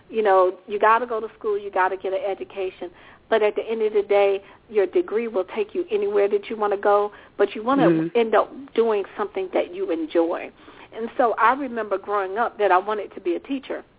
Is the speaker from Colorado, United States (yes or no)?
no; Richmond, Virginia, United States; also born or lived in Washington, D.C.; In my youth, I kind of grew up somewhere everywhere because my father was in the military, but I primarily remember growing up in Richmond, Virginia, which is where I reside now.